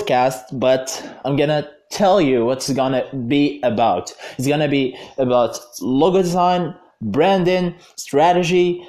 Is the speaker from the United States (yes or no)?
no; Algeria; in Algeria, my home country